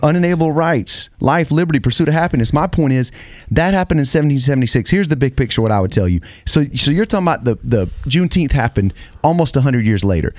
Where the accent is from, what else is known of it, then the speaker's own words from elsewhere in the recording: United States; I'm from America. I'm American.